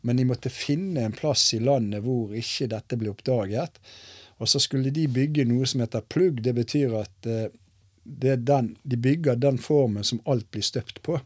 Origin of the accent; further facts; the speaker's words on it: Askøy, Vestland, Norway; moved away as an adult; also born or lived in Bergen, Norway; now in Risør, Norway; Nå har jo jeg vært der lenger enn eh, jeg har vært hjemme i Bergen